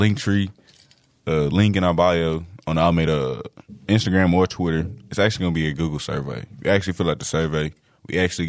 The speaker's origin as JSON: {"language": "English", "town": "Pontiac", "region": "Michigan", "country": "United States", "moved": "yes", "lives_now": "Texas, United States", "said": "I'm not from fucking Dallas. Nigga, I'm from Pontiac."}